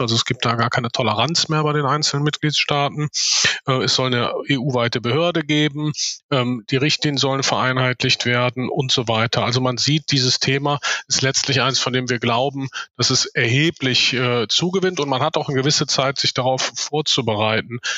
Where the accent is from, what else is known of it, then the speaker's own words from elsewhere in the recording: Cologne, North Rhine-Westphalia, Germany; komme hier aus Köln, wo auch die Firma sitzt